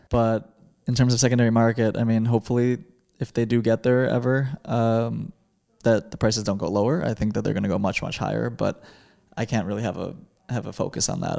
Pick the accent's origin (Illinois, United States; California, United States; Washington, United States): Illinois, United States; Chicago; growing up in Chicago